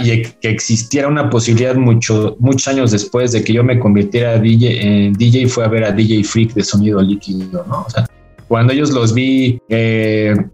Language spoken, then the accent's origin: Spanish; Mexico City, Mexico; Yo soy del, bueno, ya no vivo en el norte de la ciudad, pero yo soy de Vallejo y, y este, y ahí eh, hice mis pininos, ahí aprendí